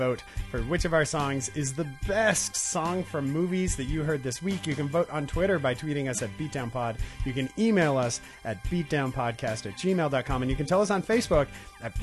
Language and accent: English; Ventura, California, United States; my hometown in Ventura